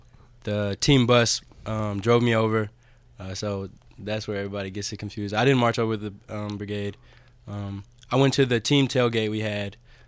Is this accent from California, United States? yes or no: no; Clarksville, Tennessee, United States; Yes, sir, Clarksville, Tennessee.